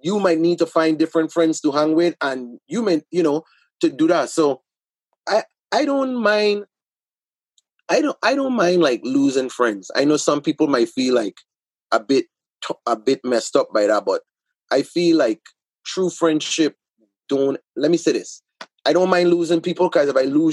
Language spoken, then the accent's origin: English; Charlotte Amalie, U.S. Virgin Islands; I'm from the Virgin Islands.